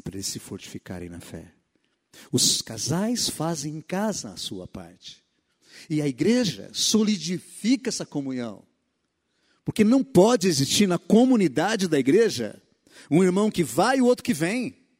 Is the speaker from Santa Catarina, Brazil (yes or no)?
no; Mato Grosso, Brazil; moved away; A minha infância foi no Mato Grosso